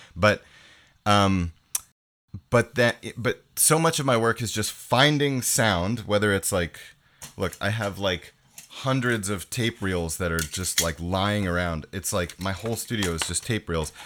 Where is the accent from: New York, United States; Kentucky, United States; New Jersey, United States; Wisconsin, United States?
New York, United States; moved away as an adult; now in Montreal, Canada; I grew up in New York, so, um, I moved to Canada when I was eighteen.